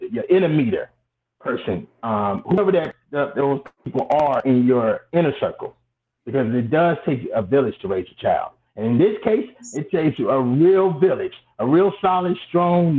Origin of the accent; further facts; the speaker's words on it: Atlanta, Georgia, United States; also born or lived in Brooklyn, New York; I was born in Atlanta, Georgia, between Atlanta and Brooklyn, New York